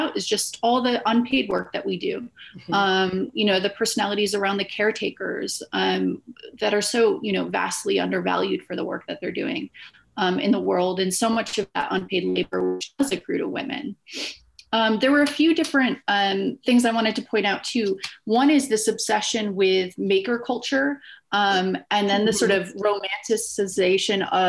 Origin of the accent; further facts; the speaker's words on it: United States; being an American